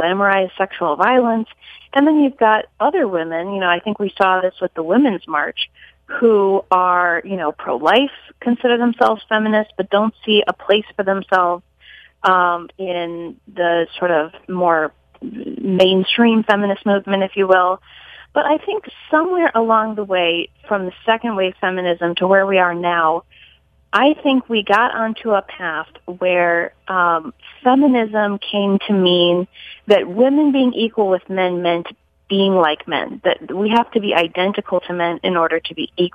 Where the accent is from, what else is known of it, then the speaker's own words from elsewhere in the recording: Colorado Springs, Colorado, United States; moved away as an adult; also born or lived in Boston; I grew up in Colorado Springs